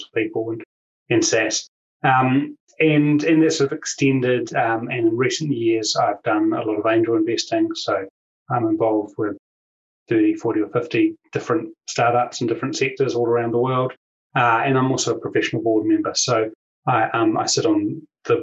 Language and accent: English; New Zealand; as people will know, will sense from my accent, I'm from New Zealand and I'm down here in New Zealand